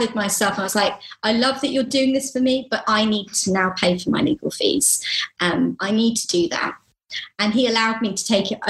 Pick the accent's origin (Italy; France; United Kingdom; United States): United Kingdom; we're British